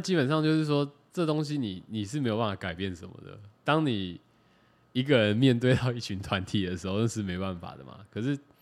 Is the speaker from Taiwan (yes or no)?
yes; Taiwan; 我是客家人